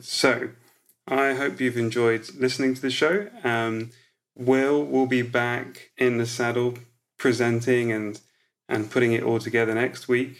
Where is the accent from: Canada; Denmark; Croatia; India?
Croatia; moved away; I was born in Croatia when it was still part of Yugoslavia.